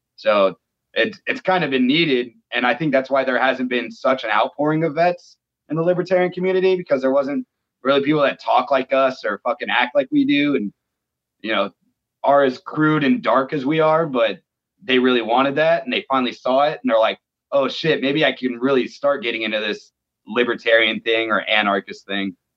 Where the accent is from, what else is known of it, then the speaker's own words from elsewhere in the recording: Phoenix, Arizona, United States; I'm from Phoenix, Arizona